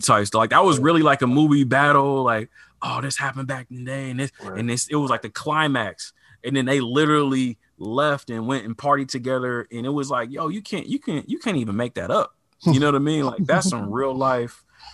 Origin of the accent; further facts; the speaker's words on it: Portland, Oregon, United States; growing up on the West, growing up in Portland